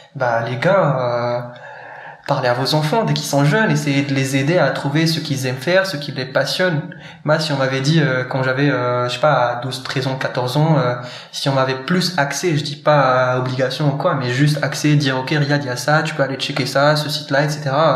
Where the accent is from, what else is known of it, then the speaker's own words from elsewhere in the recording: Morocco; moved away as an adult; now in France; marocain hein, d'origine et euh, de naissance. J'ai passé mes 17 premières années au Maroc